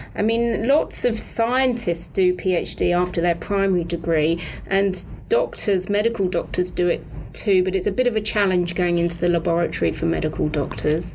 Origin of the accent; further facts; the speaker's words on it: United Kingdom; accent: British; moved away; I'm British, so I trained in Britain